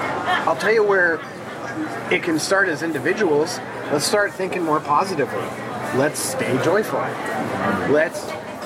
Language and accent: English; Manchester, New Hampshire, United States; I'm from Manchester.